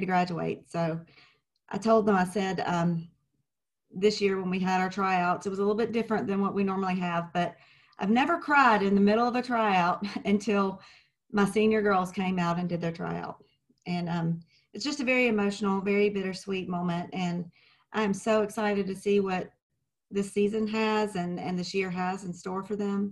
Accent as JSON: {"language": "English", "town": "Clinton", "region": "Mississippi", "country": "United States", "tie": "born or raised there", "moved": "as an adult", "lives_now": "Georgia, United States", "said": "I'm originally from Clinton, Mississippi. I lived there most of my life, and I decided to move"}